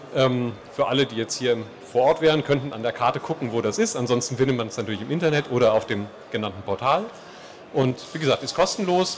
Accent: Vogelsberg, Hesse, Germany; moved away as an adult; also born or lived in Gießen / Würzburg; Ich komme ursprünglich von, aus dem Vogelsberg, aus dem benachbarten

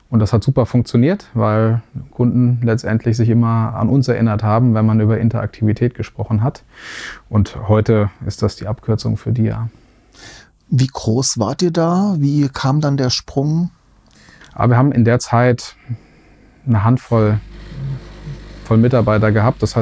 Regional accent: Wetzlar, Hesse, Germany; also born or lived in Darmstadt; Ich bin Mittelhesse, ich bin in, äh, in Wetzlar geboren äh, und ähm, habe aber dann in Darmstadt studiert, ähm, auch Hessen

